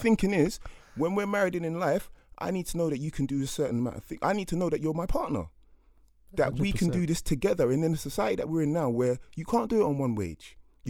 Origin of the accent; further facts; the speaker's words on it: Jamaica; So I'm from Jamaica